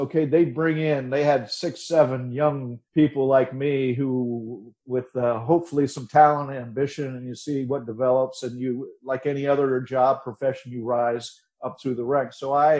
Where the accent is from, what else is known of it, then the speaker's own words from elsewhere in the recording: Westerville, Ohio, United States; moved away as an adult; now in South Florida, United States; I grew up in outside Ohio in outside of Columbus in Westerville.